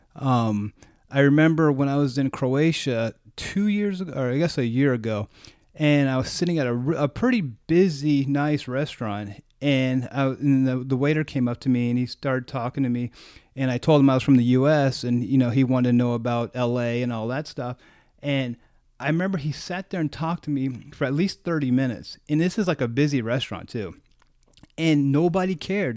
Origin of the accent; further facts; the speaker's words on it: United States; I was, like, American